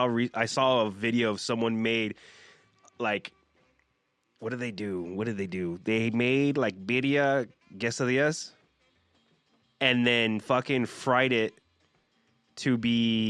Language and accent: English; Whittier, California, United States; I'm from Whittier.